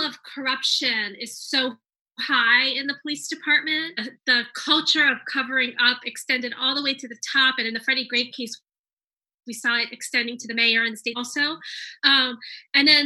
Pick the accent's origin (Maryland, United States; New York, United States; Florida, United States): Maryland, United States; moved away; I grew up in Maryland, but I left and then I came back